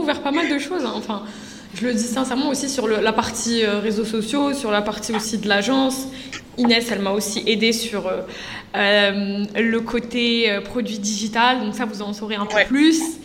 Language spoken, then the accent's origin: French; Algeria; je suis algérienne